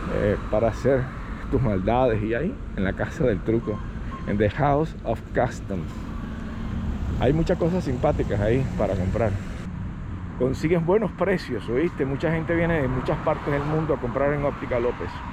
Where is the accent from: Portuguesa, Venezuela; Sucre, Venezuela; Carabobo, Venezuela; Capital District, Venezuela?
Carabobo, Venezuela; Valencia; moved away as an adult; Yo soy de Valencia